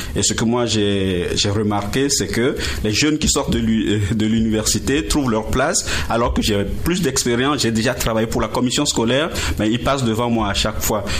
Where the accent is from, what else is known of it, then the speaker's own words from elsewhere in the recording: Togo; moved away as an adult; also born or lived in Strasbourg, France / Montreal, Canada; now in Gatineau, Canada; J'ai quitté euh, le Togo pour faire mon, mon doctorat en France